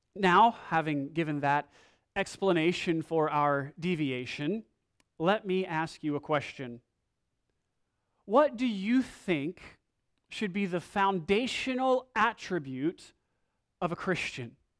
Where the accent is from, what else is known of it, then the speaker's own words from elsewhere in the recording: United States; we are from America.